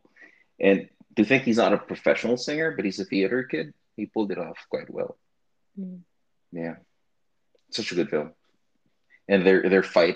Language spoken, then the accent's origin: English; Philippines; as a Filipino family, like our go-to for family vacations is a beach, right? Or a resort or whatever. Just, you know, us living in a tropical country